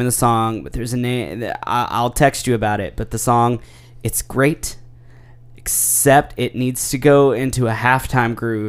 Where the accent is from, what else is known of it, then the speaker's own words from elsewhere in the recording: Kentucky, United States; now in Nashville, United States; But I was born and raised in Kentucky.